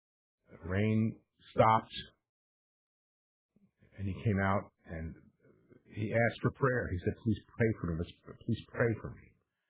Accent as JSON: {"language": "English", "country": "United States", "said": "as an American and as a Catholic"}